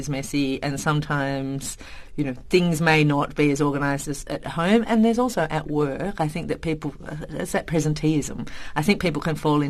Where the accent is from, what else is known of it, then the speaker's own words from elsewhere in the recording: Tasmania, Australia; moved away as an adult; also born or lived in Indonesia; So I'm from Tasmania. So Tasmanians are kind of a funny breed in Australia because we're island people.